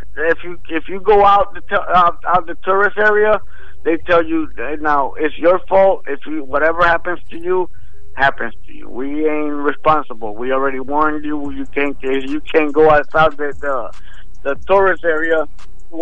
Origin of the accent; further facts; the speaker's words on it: Bayamón, Puerto Rico; moved away; my hometown and stuff like that, the metropolitan area